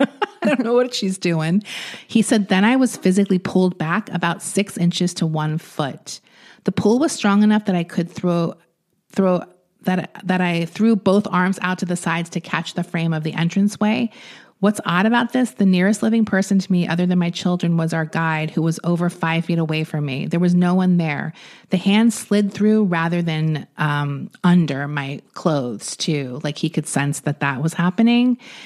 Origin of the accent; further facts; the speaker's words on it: Long Island, New York, United States; when I grew up on Long Island